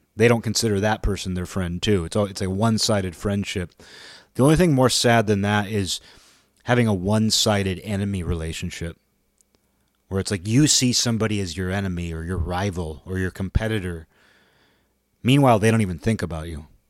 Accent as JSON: {"language": "English", "country": "United States", "said": "being an American"}